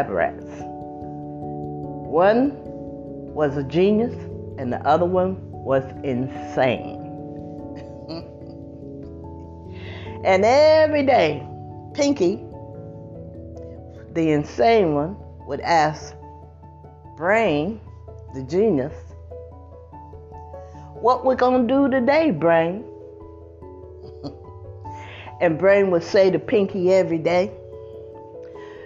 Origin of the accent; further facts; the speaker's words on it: United States; This is my country. This is where I was born.